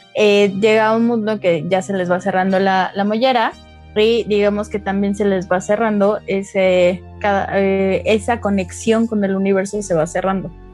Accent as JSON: {"language": "Spanish", "region": "Mexico City", "country": "Mexico", "moved": "as an adult", "lives_now": "Querétaro, Mexico", "said": "soy de la Ciudad de México, tiene cuatro años que vine a Querétaro"}